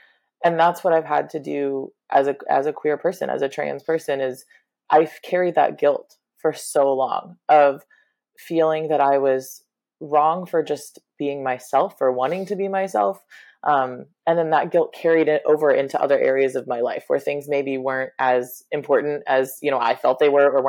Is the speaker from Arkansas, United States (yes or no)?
yes; Arkansas, United States; moved away as an adult; now in New York City, United States; I was raised in Arkansas